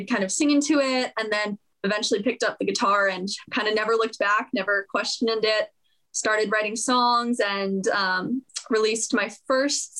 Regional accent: Los Angeles, California, United States; moved away as an adult; also born or lived in Nashville, Tennessee; I'm born and raised in California. We're used to sunny and 75 year round

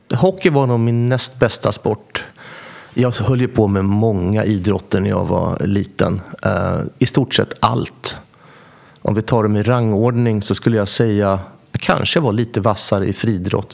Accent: Västervik, Kalmar County, Sweden; växte upp, gick eh, grundskolan i Västervik eh, och gick även gymnasiet.

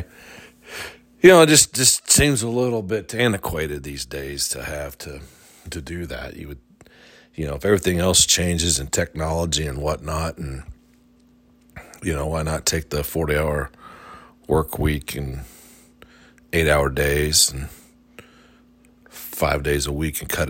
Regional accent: Midwest, United States; moved away; growing up in the Midwest

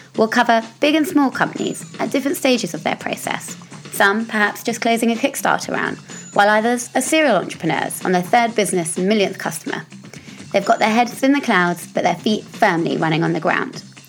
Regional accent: United Kingdom; I'm British

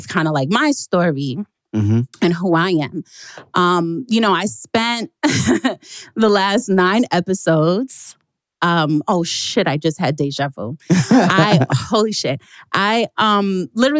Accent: New York City, New York, United States; I hope you know I'm from Queens. I was born in Jamaica.

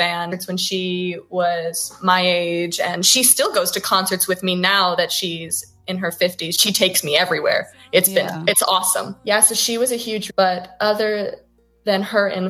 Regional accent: San Diego, California, United States; moved away as an adult; now in Los Angeles, United States; I was born and raised in San Diego

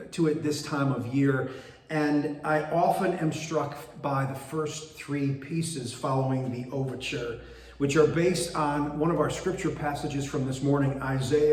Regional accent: Binghamton, New York, United States; moved away as an adult; now in Bridgeport, United States; my wife, Tamara, and I were born and raised in Binghamton, New York, and lived there for the first 40 years of our lives

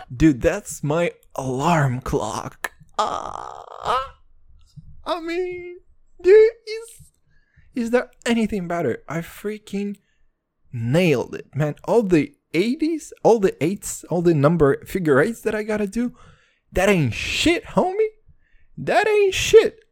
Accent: Kazakhstan; moved away; I'm from Kazakhstan originally

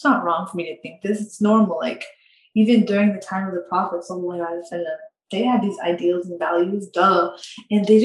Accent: United States; I grew up in America. I've been living in America since 2002 or 2003

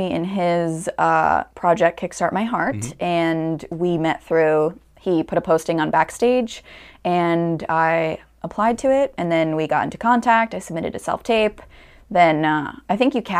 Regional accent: Stamford, Connecticut, United States; I grew up in Stamford, Connecticut. I'm still there.

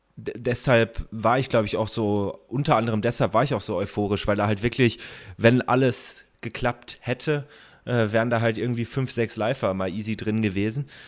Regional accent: Kaiserstuhl, Baden-Württemberg, Germany; dann sind wir bei meiner oder in meiner Heimat gewesen, Kaiserstuhl

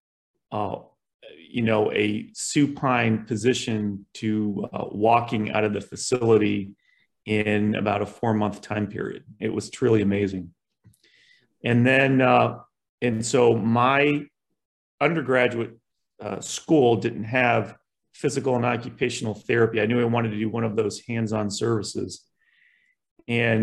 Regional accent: Columbus, Ohio, United States; also born or lived in Buffalo, New York / South Carolina; when I was 6 months old, my father moved us from Buffalo to Columbus, Ohio. He broke away to start his own business. And so I grew up in Catholic schools

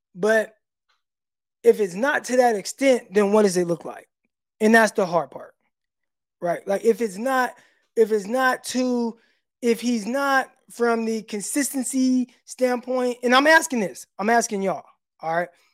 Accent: Stockton, California, United States; also born or lived in Little Rock area, Arkansas; now in Arkansas, United States; I'm from Stockton. You know, real 209

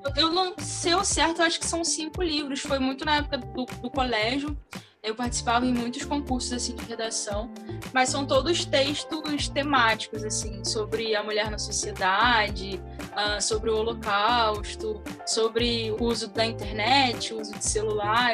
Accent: Rio de Janeiro, Brazil; eu sou carioca

